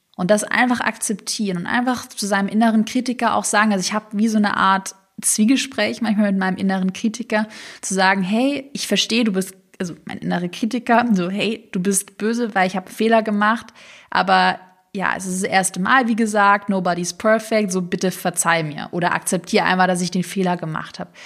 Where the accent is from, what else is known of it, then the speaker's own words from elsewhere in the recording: Swabia, Baden-Württemberg, Germany; accent: Swabian; im Schwäbischen, ich komme aus dem Schwarmland, würde man sagen, zu schwätze